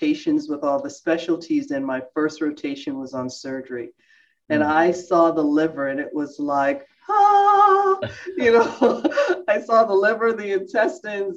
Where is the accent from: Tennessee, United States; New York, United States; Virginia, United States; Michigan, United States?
New York, United States; New York City; now in Albany, United States; I grew up in Brooklyn, New York